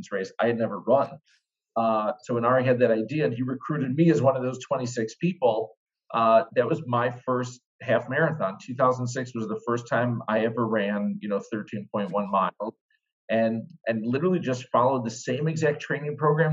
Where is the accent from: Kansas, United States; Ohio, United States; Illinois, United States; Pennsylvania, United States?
Illinois, United States; Chicago; I was born and raised in Chicago.